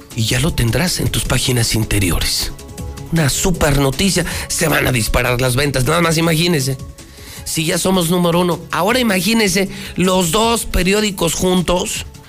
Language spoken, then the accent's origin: Spanish; Aguascalientes, Mexico